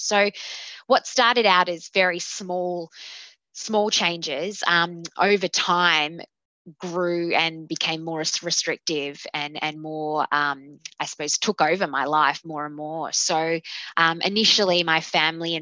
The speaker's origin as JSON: {"language": "English", "town": "Melbourne", "region": "Victoria", "country": "Australia", "said": "I am 31 years old, and I am from Melbourne, Victoria"}